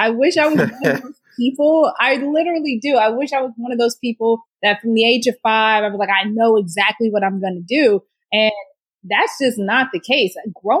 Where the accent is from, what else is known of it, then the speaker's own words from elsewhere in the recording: Houston, Texas, United States; Oh, great food. Extreme heat. And just a lot of love, a lot of love. My family, so my immediate family, we were in Houston.